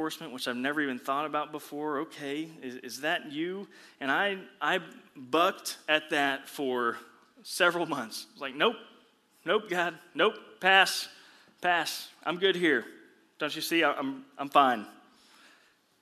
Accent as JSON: {"language": "English", "town": "The Woodlands", "region": "Texas", "country": "United States", "tie": "born or raised there", "said": "I grew up here in the Woodlands area."}